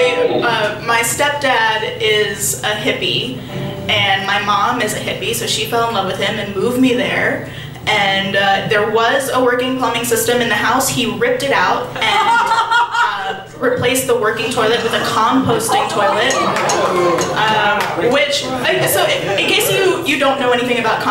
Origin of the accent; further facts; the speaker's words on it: Appalachia, rural southwestern Pennsylvania, United States; I grew up in Appalachia, like rural, in the woods, southwestern Pennsylvania, almost, just like basically West Virginia